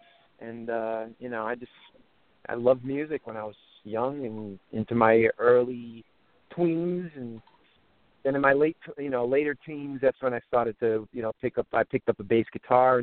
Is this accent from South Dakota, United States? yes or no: no; New York City, New York, United States; I grew up in Coney Island in Brooklyn